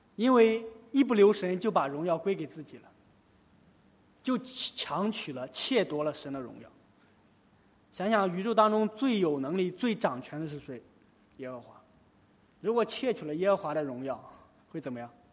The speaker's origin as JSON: {"language": "Chinese", "country": "China", "said": "在我们中国"}